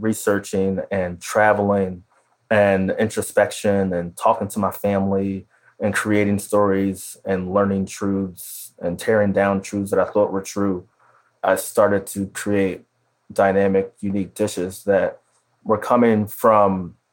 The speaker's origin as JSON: {"language": "English", "town": "Philadelphia", "region": "Pennsylvania", "country": "United States", "tie": "born or raised there", "said": "the row house that I grew up in Philly"}